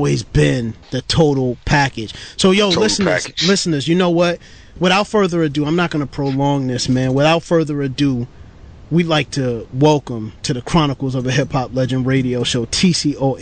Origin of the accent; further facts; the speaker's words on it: New York City, New York, United States; grew up in Brooklyn, New York City